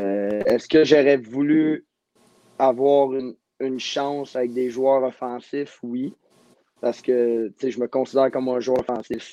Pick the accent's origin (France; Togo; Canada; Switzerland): Canada; Montreal, Quebec; je viens, je viens de Montréal